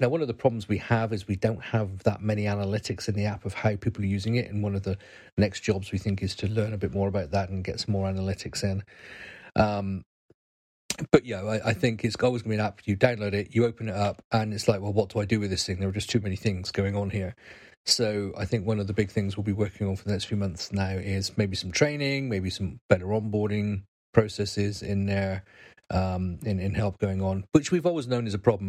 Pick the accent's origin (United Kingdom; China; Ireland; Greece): United Kingdom